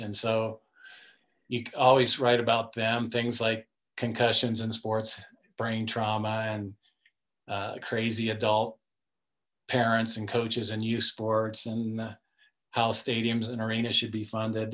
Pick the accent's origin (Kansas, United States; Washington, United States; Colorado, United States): Colorado, United States; Denver; I grew up in Denver, Colorado area